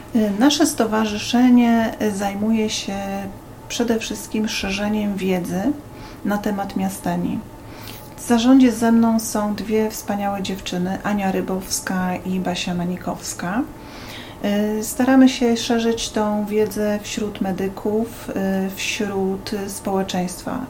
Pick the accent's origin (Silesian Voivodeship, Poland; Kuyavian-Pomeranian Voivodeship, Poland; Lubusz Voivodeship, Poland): Kuyavian-Pomeranian Voivodeship, Poland; Bydgoszcz; pochodzę z Bydgoszczy